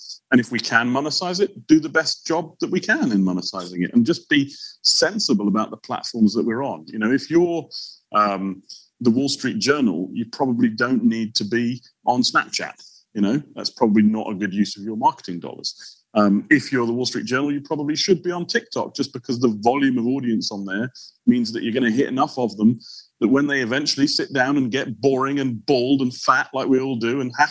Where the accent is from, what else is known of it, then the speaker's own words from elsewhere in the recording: Portugal; moved away; I grew up in Portugal